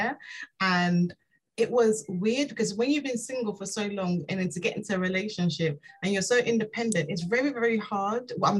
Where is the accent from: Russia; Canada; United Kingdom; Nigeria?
Nigeria; I'm Nigerian